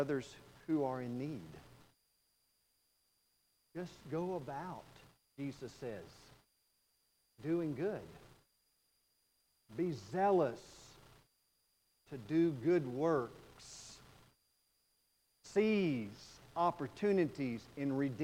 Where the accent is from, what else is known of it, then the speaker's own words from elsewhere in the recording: Texas, United States; I'm from Texas